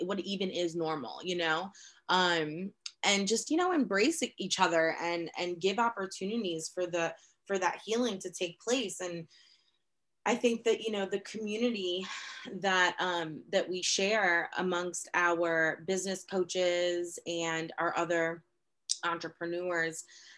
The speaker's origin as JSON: {"language": "English", "town": "New York City", "region": "New York", "country": "United States", "tie": "born or raised there", "also_born_or_lived": "Boston, Massachusetts", "moved": "as an adult", "lives_now": "Central Virginia, United States", "said": "I grew up in New York City"}